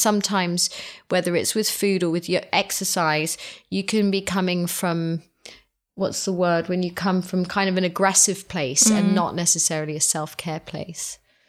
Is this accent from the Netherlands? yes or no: no; Hong Kong; But we were raised in the East. So we were raised in Hong Kong, and it was always, you'd buy your vegetables and your fish and everything in a market